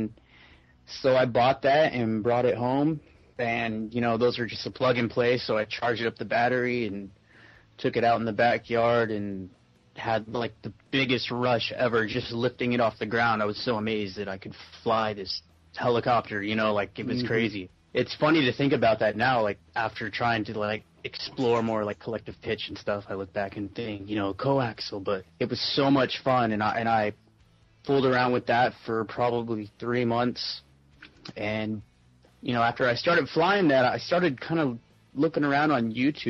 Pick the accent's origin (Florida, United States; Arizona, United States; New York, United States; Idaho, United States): Arizona, United States; Phoenix; I was born and raised here in Phoenix, Arizona